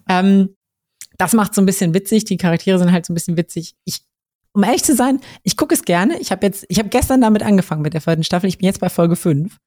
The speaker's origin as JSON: {"language": "German", "town": "Kassel", "region": "Hesse", "country": "Germany", "moved": "yes", "said": "Also ich komme ja ursprünglich aus Kassel"}